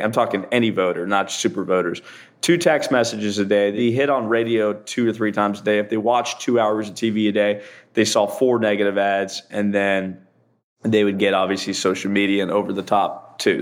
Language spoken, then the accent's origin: English; Central Florida, United States; also born or lived in New York; I'm from Central Florida. I grew up here in Central Florida. I was born in New York, but moved here when I was a kid